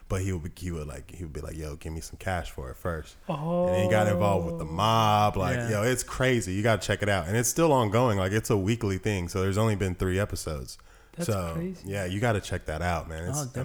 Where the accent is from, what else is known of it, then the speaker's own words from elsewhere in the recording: the South, United States; born there; now in Los Angeles, United States; But I'm from the South. You know, I was born there. I didn't grow up there my entire life, but I always stay connected. How I feel is as a Southern man, I don't feel like a Northerner.